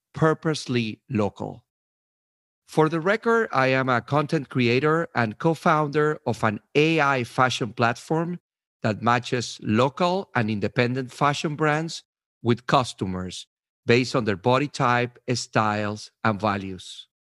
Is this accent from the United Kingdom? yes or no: no; Venezuela; also born or lived in New York/New Jersey, United States; now in New Jersey, United States; I am originally from Venezuela, and I have been living in New York, New Jersey for the last seventeen years.